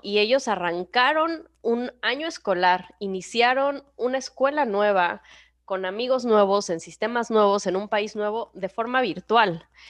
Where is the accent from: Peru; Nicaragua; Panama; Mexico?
Mexico; moved away; ahora que estuve en, México, en mi país